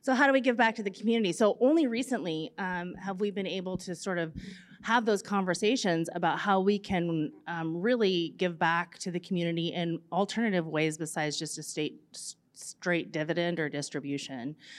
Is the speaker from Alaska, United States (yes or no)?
yes; Chignik Bay, Alaska, United States; also born or lived in Juneau, Alaska; I grew up there in the summer times